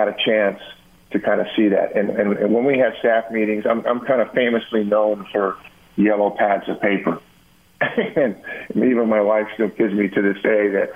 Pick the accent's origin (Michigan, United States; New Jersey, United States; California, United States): California, United States; moved away; being from California